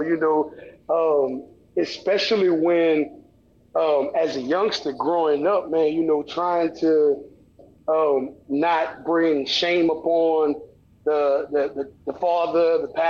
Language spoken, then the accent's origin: English; the South, United States; And growing up in the South and just in the church